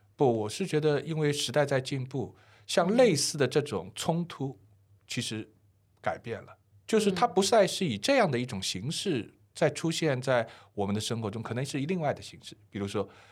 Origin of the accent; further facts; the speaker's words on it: Shanghai, China; 我出生在上海， 从小就生活在四川北路